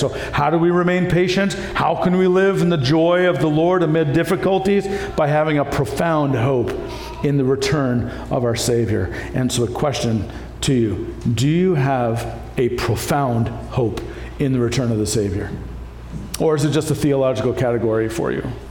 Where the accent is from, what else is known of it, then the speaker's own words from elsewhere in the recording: Canada; moved away; also born or lived in Iowa, United States; I grew up with farmers in Canada as well